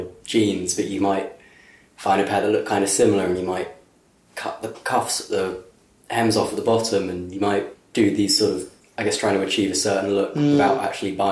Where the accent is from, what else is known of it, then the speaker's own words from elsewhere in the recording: England, United Kingdom; growing up in Britain, England